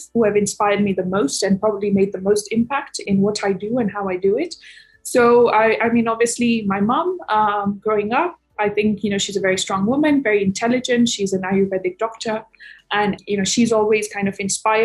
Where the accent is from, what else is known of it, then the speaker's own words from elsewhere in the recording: Kenya; moved away as an adult; also born or lived in United States / London; I grew up in Kenya and then I moved to the US for my undergraduate degree in finance and actuarial science